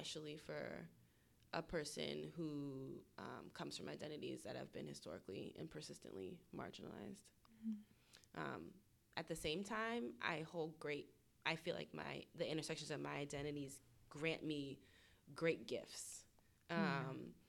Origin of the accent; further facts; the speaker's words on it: Northern New Jersey, East Coast, United States; moved away as an adult; also born or lived in Atlanta, Georgia; I'm from the East Coast originally. My family is in Northern New Jersey